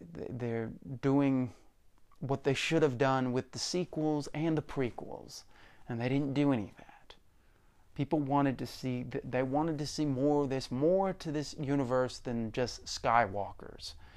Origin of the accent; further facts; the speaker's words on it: United States; as American people